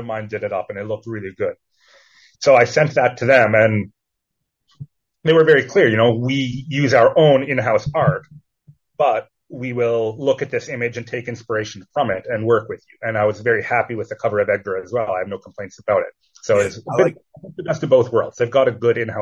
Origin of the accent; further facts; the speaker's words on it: Edmonton, Alberta, Canada; Edmonton, which is where I'm from, my hometown